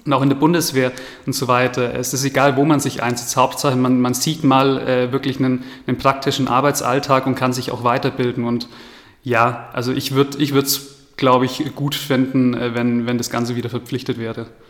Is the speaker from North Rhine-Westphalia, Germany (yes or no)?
no; Bavaria, Germany; bei uns in Bayern